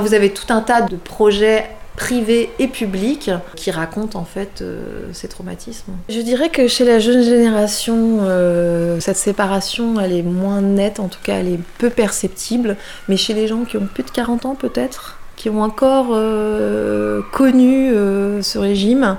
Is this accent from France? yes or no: yes; France; moved away as an adult; now in Berlin, Germany; même si j'ai grandi en France et que j'ai surtout grandi